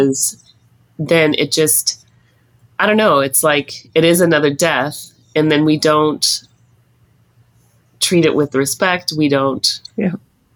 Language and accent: English; Montana, United States; also born or lived in Libby, Montana; now in Toronto, Canada; Growing up in Montana